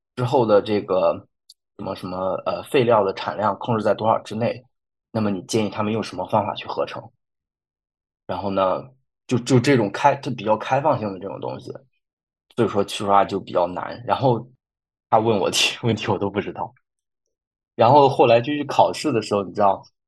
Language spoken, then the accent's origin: Chinese; China; moved away as an adult; also born or lived in Freiburg, Germany; 我们就是中国人